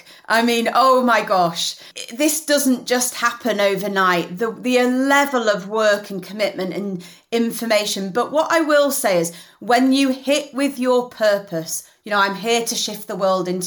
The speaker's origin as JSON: {"language": "English", "town": "Leeds", "region": "Yorkshire and the Humber", "country": "United Kingdom", "moved": "as an adult", "lives_now": "London, United Kingdom", "said": "I am a northerner through and through. You know, I'm from Leeds. And even though, yes, I live in London, my family still lives in Leeds."}